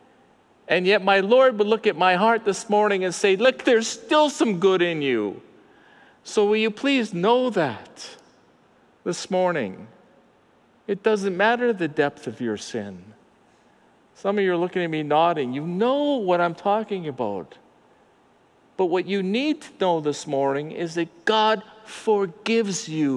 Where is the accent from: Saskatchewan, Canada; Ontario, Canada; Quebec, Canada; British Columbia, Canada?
British Columbia, Canada; Abbotsford; I'm from Mennonite Central called Abbotsford. And when I grew up, the Mennonites ran Clearbrook and we ran the rest of the city